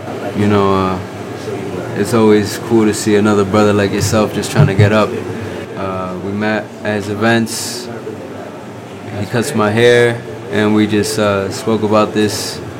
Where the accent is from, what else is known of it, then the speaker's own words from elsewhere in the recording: New York, United States; I'm not from the Bronx, I'm from Dyckman.